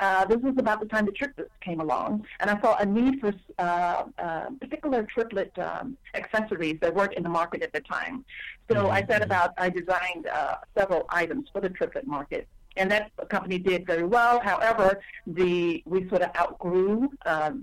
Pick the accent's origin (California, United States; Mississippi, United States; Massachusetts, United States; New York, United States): Mississippi, United States; growing up in Mississippi